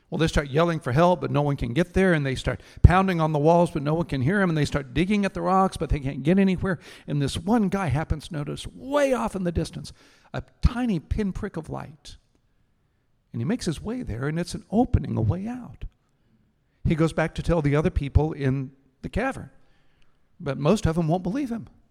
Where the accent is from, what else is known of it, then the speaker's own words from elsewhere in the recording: Houston, Texas, United States; I grew up in Houston